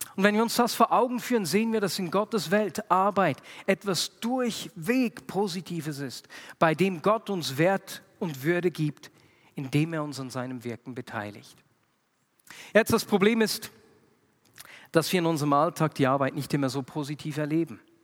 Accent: Switzerland; bei uns in der Schweiz

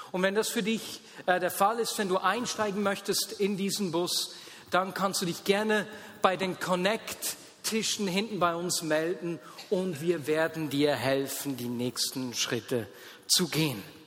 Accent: Switzerland; wir Schweizer

